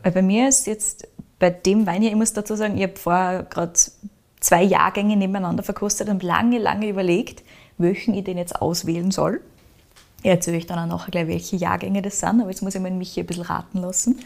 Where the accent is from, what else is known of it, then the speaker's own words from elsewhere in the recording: Upper Austria, Austria; bei uns in Oberösterreich